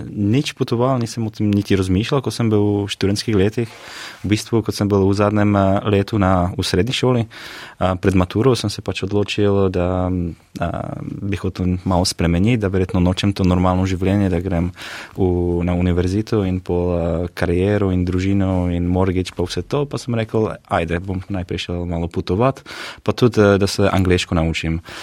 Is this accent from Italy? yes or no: no; Czechia; Slovenian is a second language; prihajam z Češke. Z mojco smo se spoznali na Novi Zelandiji že nekaj 11 let nazaj.